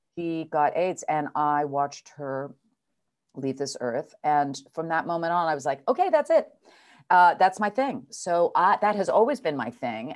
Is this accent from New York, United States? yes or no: yes; New York City, New York, United States; also born or lived in Geneva, Switzerland / Providence, Rhode Island; now in Los Angeles, United States; I'm a real New York City kid. I grew up in New York City